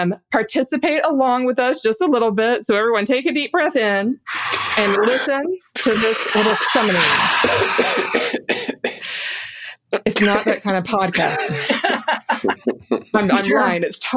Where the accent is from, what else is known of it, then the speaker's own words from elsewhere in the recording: the South, United States; Marcion, I'm from the South, too.